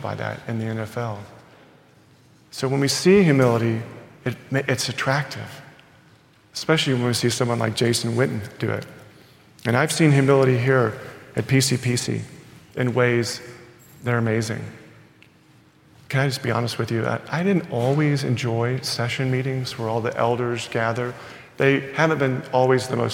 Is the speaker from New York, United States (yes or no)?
no; Texas, United States; I'm born in Texas and I'm proud Texan.